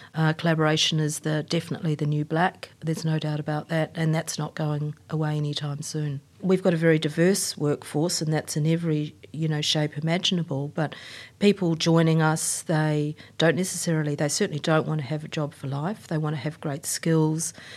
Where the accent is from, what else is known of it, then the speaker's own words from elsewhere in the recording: New Zealand; also born or lived in Queensland, Australia; now in Australia; I'm a Kiwi